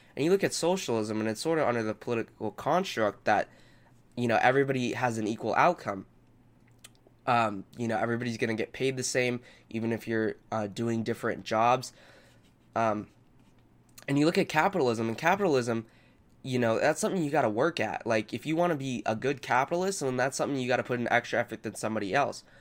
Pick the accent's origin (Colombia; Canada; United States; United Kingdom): United States; Southern California; I grew up in Southern California and I continue to live here.